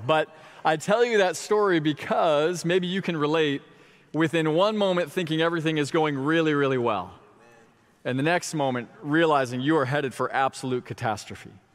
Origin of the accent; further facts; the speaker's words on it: Florida, United States; my hometown